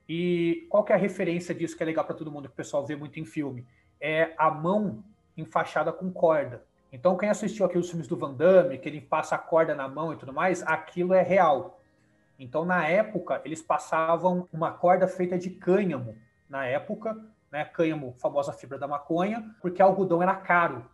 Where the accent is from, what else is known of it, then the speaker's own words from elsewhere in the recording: interior of São Paulo, Brazil; eu sou do interior de São Paulo